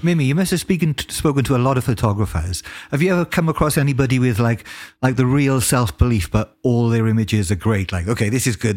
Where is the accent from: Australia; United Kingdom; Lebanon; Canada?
United Kingdom; as a British person